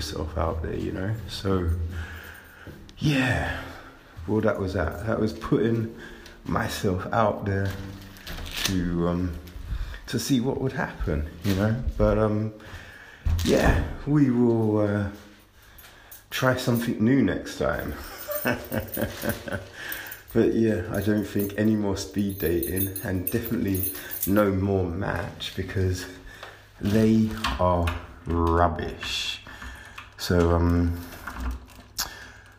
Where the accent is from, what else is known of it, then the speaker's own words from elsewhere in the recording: Kent, South East England, United Kingdom; I grew up in Kent.